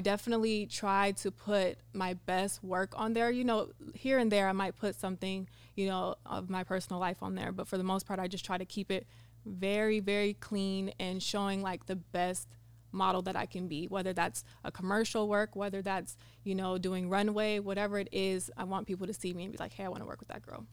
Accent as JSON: {"language": "English", "town": "Sacramento", "region": "California", "country": "United States", "moved": "yes", "lives_now": "San Diego, United States", "said": "I'm from Sacramento, California, now living in San Diego."}